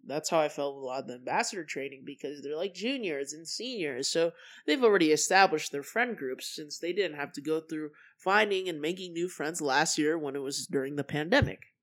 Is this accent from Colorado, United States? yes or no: yes; Colorado, United States; moved away as an adult; also born or lived in California; I moved to Colorado from California